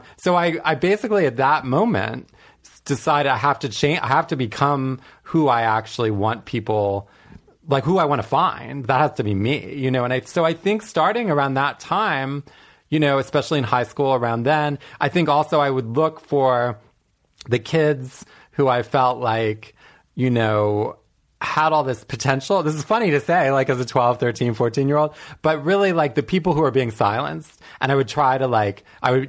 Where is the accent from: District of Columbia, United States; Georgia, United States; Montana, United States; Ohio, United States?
District of Columbia, United States; Washington; I grew up in suburban DC